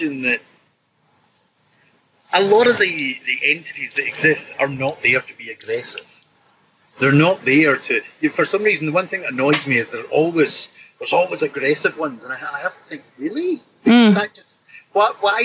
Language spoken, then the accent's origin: English; Scotland, United Kingdom; as a Scotsman, we're blunt individuals